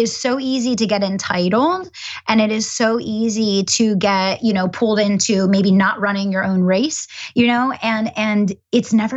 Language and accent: English; Chester County, Pennsylvania, United States; I grew up in Chester County, Pennsylvania.